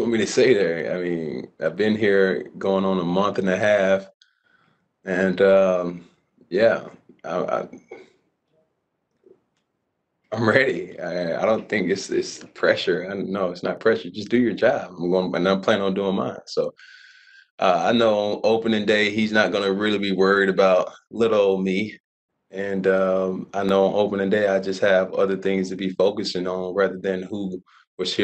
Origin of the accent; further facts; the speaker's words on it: Atlanta, Georgia, United States; I grew up in Atlanta